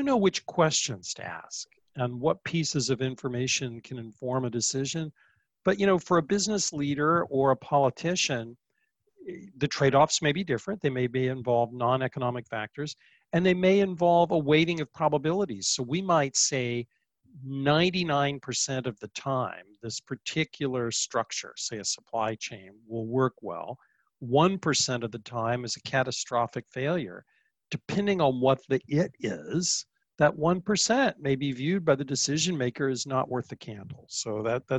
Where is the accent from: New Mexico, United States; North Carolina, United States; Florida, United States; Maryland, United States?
Florida, United States; near Orlando; now in New York, United States; I grew up near Orlando.